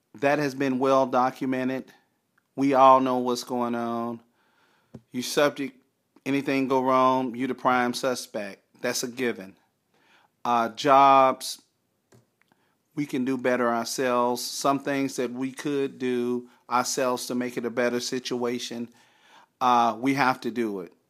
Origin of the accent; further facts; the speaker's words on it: Texarkana, Arkansas, United States; as a kid, a teenager growing up in Texarkana, Arkansas